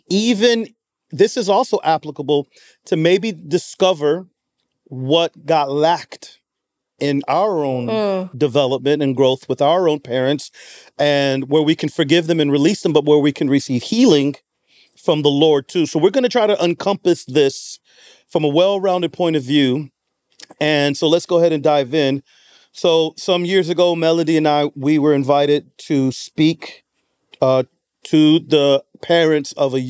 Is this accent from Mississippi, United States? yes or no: no; Chicago, Illinois, United States; I'm from the West.